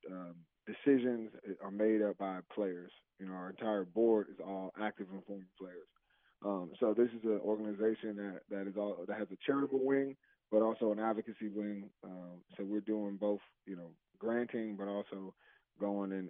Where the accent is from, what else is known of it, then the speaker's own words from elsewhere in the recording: New Jersey, United States; moved away; I'm from Jersey, so it was an hour away from home